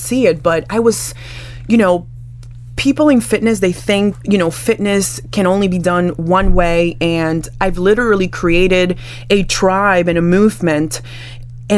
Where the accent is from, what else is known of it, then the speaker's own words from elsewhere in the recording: Dominican Republic; I'm from the Caribbean. I am Dominican. I am Afro-Latina